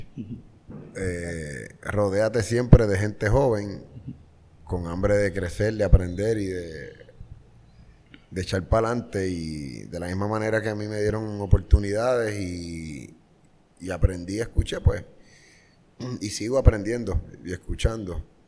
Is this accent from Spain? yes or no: no; Carolina, Puerto Rico; Yo soy orgulloso de Country Club, la cuarta extensión de Carolina, Puerto Rico